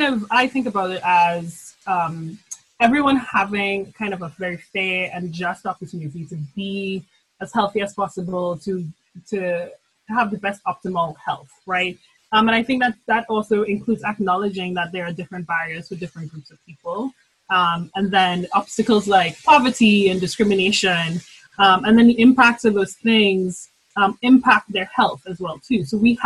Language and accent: English; Trinidad & Tobago; now in St. Louis, United States; So and I'm originally from Trinidad and Tobago, hence the glorious accent that will come out of my mouth too often. And I live and I reside in St. Louis.